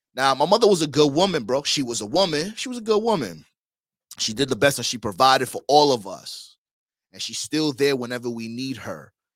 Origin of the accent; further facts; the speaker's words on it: New York, United States; now in Miami, United States; I'm originally from New York